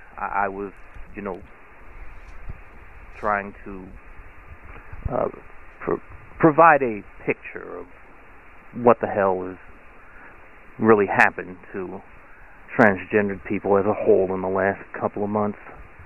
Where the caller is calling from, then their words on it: Akron, Ohio, United States; I'm calling again from Akron, Ohio.